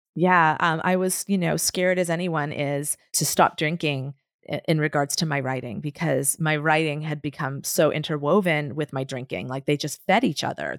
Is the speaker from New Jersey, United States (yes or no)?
no; Boston, Massachusetts, United States; moved away; also born or lived in San Francisco; I was from Boston